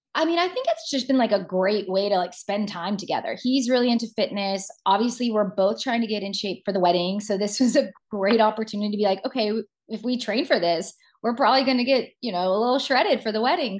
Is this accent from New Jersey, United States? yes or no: no; Georgia, United States; moved away as an adult; also born or lived in New York City / Los Angeles; now in South Carolina, United States; I'm from the South originally. I grew up born and raised in Georgia